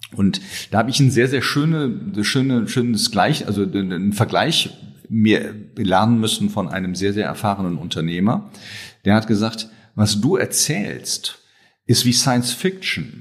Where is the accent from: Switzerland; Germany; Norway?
Germany; Rhineland; ich bin Rheinländer, gebürtiger Rheinländer, ähm, hab, ähm, bin dort groß geworden